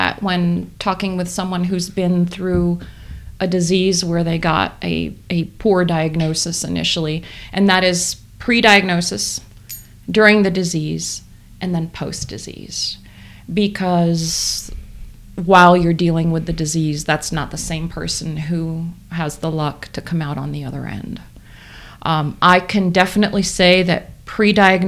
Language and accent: English; New York, United States; I grew up in New York